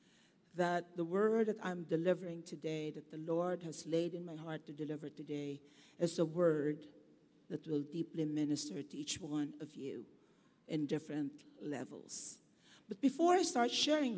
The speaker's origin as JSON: {"language": "English", "region": "Bicol Region", "country": "Philippines", "tie": "born or raised there", "moved": "yes", "said": "in my hometown, in Bicol"}